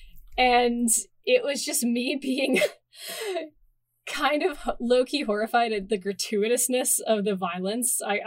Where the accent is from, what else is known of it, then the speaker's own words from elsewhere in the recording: Timmins, Ontario, Canada; my hometown theater because I lived in Timmins, Ontario